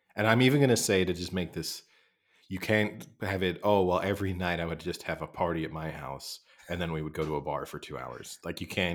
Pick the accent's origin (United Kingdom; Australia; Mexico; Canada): United Kingdom; accent: English; I'm British. And particularly Americans sometimes listen to my accent and think it sounds super English